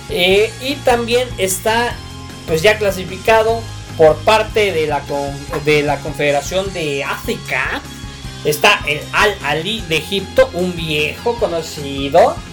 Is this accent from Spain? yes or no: no; Mexico; Porque somos mexicanos, hay que apoyar a los equipos mexicanos.